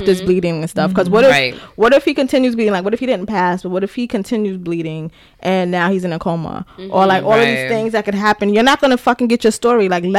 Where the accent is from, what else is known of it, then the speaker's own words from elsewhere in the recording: Bronx, New York, United States; when I lived in the Bronx, like I'm from River Park Towers, if anybody knows